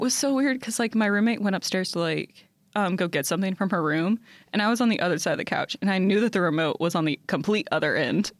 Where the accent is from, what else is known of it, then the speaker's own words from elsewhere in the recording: Louisville, Kentucky, United States; I'm from Louisville.